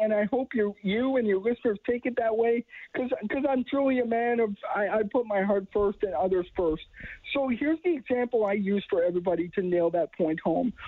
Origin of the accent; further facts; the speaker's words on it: Edmonton, Alberta, Canada; I was born in Edmonton, born and raised